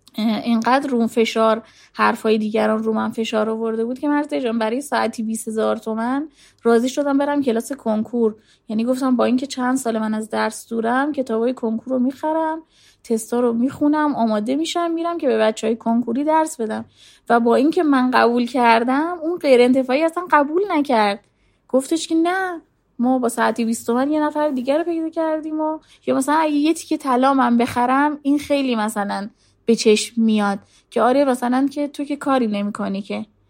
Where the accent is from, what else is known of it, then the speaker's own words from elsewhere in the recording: Zahedan, Sistan and Baluchestan, Iran; moved away; also born or lived in Tehran / Tabriz; شهر خودمون بودم زاهدان